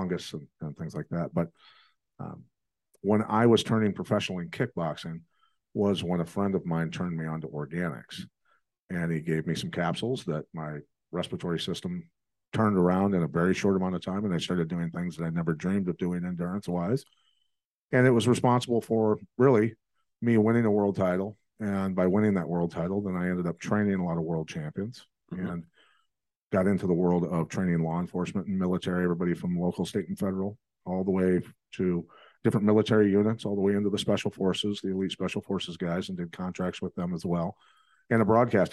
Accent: Bettendorf, Iowa, United States; I grew up in Bettendorf, Iowa

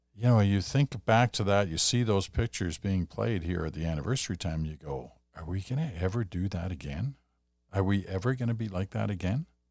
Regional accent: Stratford, Ontario, Canada; I come from Stratford, Ontario

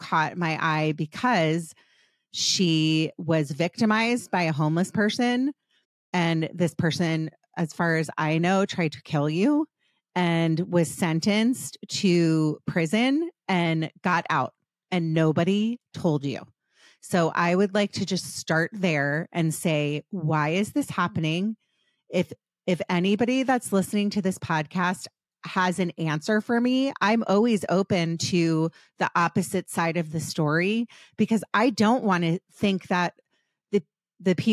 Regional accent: Maryland, United States; now in California, United States; I'm from Maryland

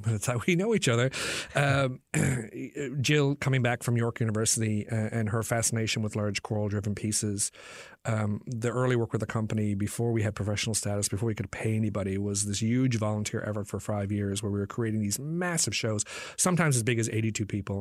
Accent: Newfoundland and Labrador, Canada; this place that I'd grown up in.

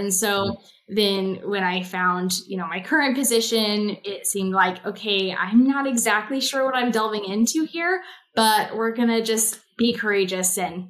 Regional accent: Kansas, United States; I'm from Kansas

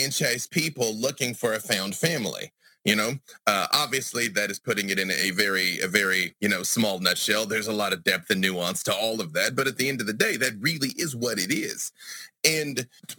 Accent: Arkansas, United States; also born or lived in Atlanta, Georgia; now in Burbank, United States; I'm from Arkansas, where the Klan is currently headquartered, White County, Arkansas. And I left Arkansas and went to Atlanta, Georgia

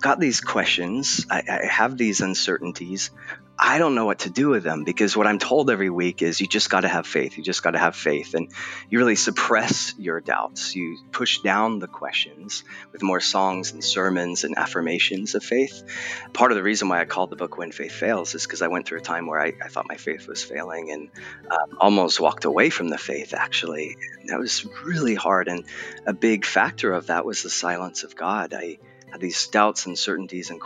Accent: Southern California, United States; moved away as an adult; also born or lived in England; now in Portland, United States; I was born in England, although you'd never guess it based on my accent, and then raised in Southern California

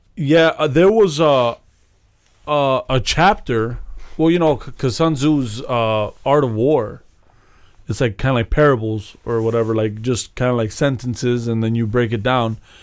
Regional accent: Chicago, Illinois, United States; we're from Chicago

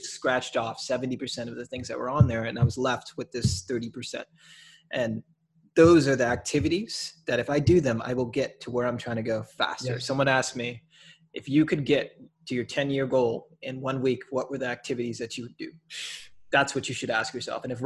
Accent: Minneapolis, Minnesota, United States; now in Milwaukee, United States; I'm from Minneapolis actually

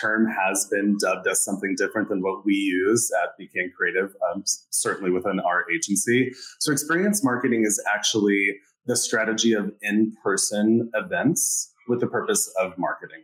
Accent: Colorado, United States; moved away as an adult; also born or lived in New York City; now in Tampa, United States; I'm originally from Colorado

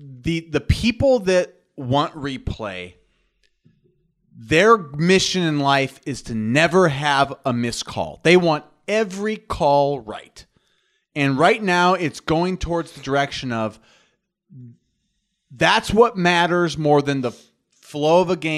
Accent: New York, United States; I'm from New York. I got some New York

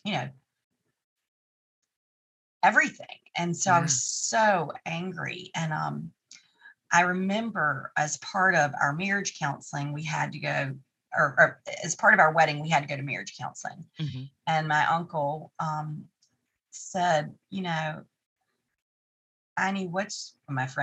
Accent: Tarboro, North Carolina, United States; moved away as an adult; also born or lived in New York / Atlantic City; Tarboro, my hometown

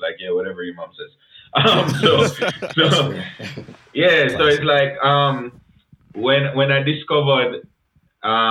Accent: Jamaica; accent: Jamaican; moved away as an adult; now in Canada; I was fresh from Jamaica.

